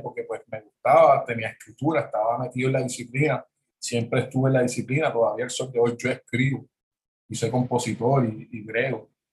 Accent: Jayuya, Puerto Rico; also born or lived in Worcester, Massachusetts, United States / San Juan, Puerto Rico / San Germán, Puerto Rico; yo soy natural de Jayuya

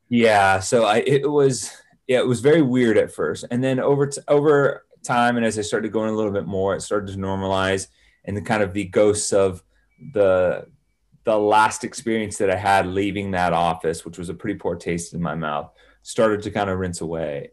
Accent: Salinas, California, United States; also born or lived in San Jose, California; I grew up in Salinas

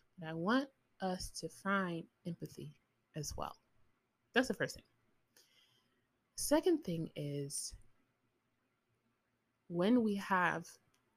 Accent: United States; I'm American, so I'm speaking as an American

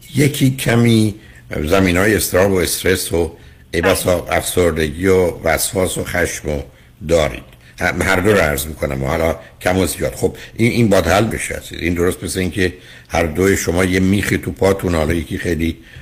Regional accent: Iran; moved away; ما ایرانی ها تو چارچوب خانوادهایی که بزرگ

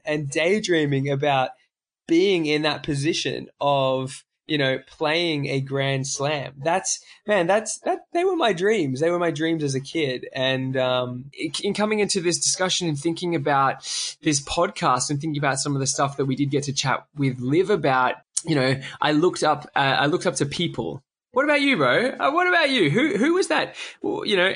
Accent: Australia; as an Australian

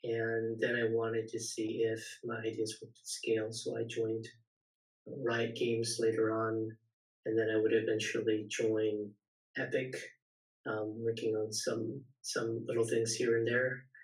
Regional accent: Silicon Valley, California, United States; also born or lived in San Diego; born and raised in the Silicon Valley, eventually went to university down in San Diego

